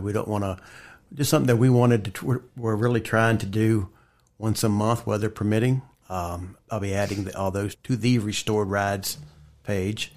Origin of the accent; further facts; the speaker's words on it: Bridgewater, Virginia, United States; also born or lived in Linville; I grew up more in the Bridgewater T A area.